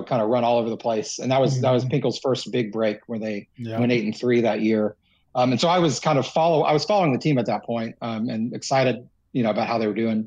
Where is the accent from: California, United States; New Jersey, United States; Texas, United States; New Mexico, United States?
Texas, United States; Austin; moved away as an adult; also born or lived in Columbia, Missouri; I grew up in Austin, Texas, which is quite a long way away from Columbia